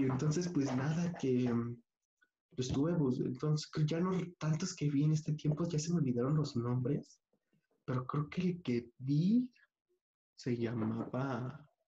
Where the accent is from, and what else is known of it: Mexico